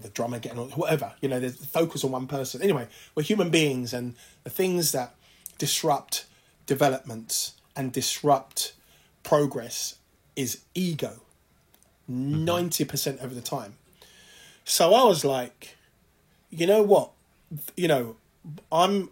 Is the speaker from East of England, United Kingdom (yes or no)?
no; London, United Kingdom; African kids growing up in London